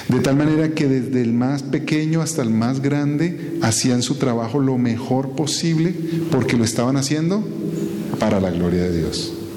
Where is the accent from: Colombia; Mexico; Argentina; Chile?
Colombia; como ciudadanos colombianos